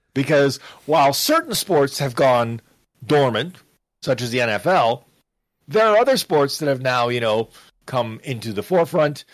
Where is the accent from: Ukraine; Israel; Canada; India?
Canada; I was raised to follow puck as a youngster, 'cause I'm Canadian